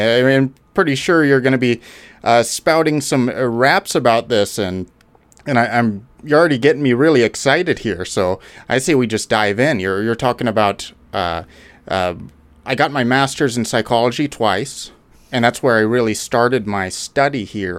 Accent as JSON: {"language": "English", "region": "Alberta", "country": "Canada", "tie": "born or raised there", "said": "I'm a Canadian, Alberta. Born and raised."}